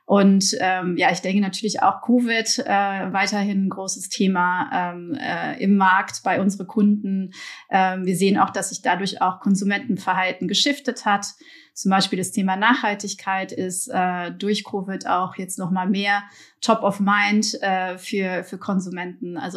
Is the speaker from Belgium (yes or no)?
yes; Belgium; born there; also born or lived in Germany; Gebürtig komme ich aus Belgien. Ich bin aber teils in Deutschland aufgewachsen und habe in den letzten Jahren insgesamt in sieben verschiedenen Ländern in Europa und Asien gewohnt und gearbeitet.